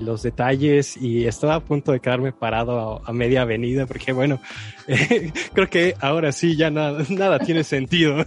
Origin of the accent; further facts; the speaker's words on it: Mexico; como mexicanos católico-cristianos